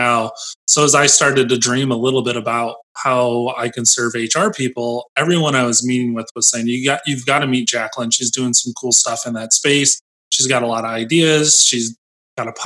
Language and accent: English; United States; I grew up near Lake Michigan Lakeshore, and the dunes was always accessible to me